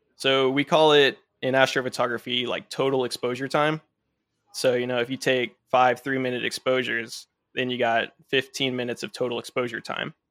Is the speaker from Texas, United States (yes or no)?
yes; Dallas-Fort Worth area, Texas, United States; I was born and raised in the Dallas-Fort Worth area, so right in the big light pollution dome here